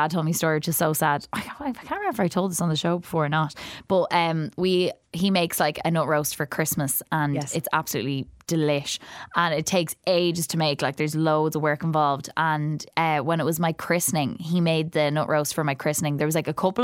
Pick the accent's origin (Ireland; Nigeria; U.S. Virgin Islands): Ireland; County Kildare; now in Dublin, Ireland; I grew up in Kildare